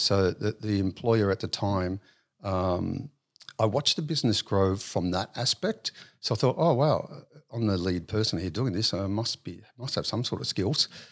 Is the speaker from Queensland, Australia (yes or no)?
no; Sydney, New South Wales, Australia; also born or lived in Auburn, New South Wales / Wentworthville, New South Wales / St Marys, New South Wales / Penrith, New South Wales; So I was actually born in Auburn. Um, early years was, um, uh, raised in Wentworthville, um, and then moved out to Saint Mary's